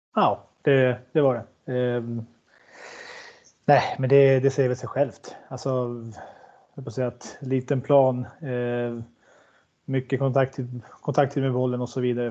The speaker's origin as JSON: {"language": "Swedish", "town": "Sundsvall", "region": "Västernorrland County", "country": "Sweden", "tie": "born or raised there", "said": "Jag är från Granloholm, så det skiljer lite om en liten skogs, skogsväg på en promenad på fyra, fem minuter"}